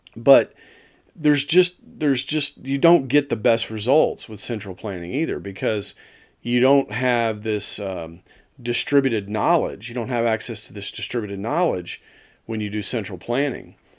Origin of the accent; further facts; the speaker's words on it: Dallas, Texas, United States; moved away; I'm from Dallas originally